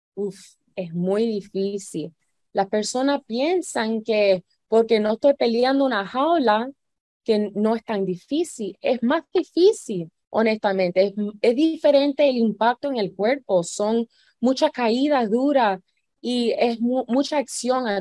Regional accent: Miami, Florida, United States; yo nací en Miami, pero yo vengo de una familia que vinieron de Cuba

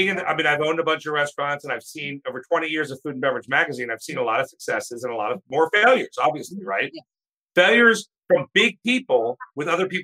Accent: Maryland, United States; we're from Maryland. We're both from Maryland.

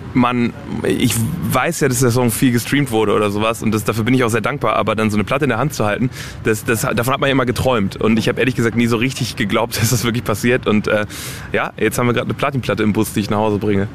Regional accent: Germany; first language German; meine Eltern kommen aus Polen. Ich bin aber in Deutschland geboren und, und quasi komplett auch mit der deutschen Sprache aufgewachsen

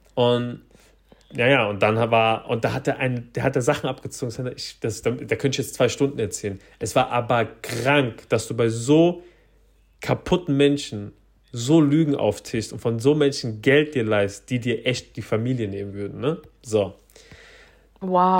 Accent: Frankfurt, Hesse, Germany; bei uns in Frankfurt

